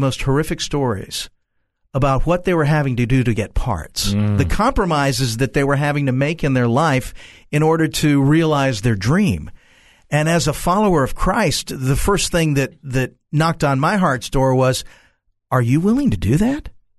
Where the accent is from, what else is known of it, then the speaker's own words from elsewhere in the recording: Central Florida, United States; I was born in Central Florida.